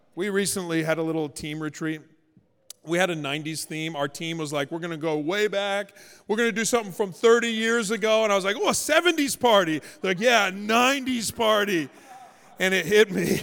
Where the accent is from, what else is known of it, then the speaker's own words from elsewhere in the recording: Canada; now in Los Angeles, United States; I'm Canadian